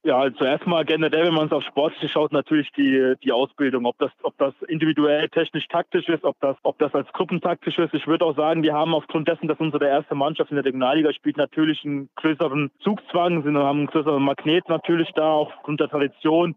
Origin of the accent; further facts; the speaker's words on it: Electoral Palatinate, Baden-Württemberg, Germany; moved away as an adult; now in Erfurt, Germany; ich bin Kurpfälzer, ich komme aus Baden-Württemberg gebürtig